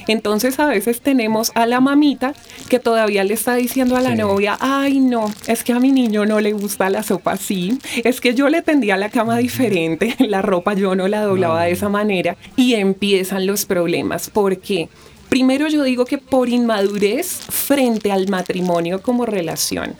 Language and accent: Spanish; Bogotá, Colombia; yo soy nacida aquí en Bogotá, Colombia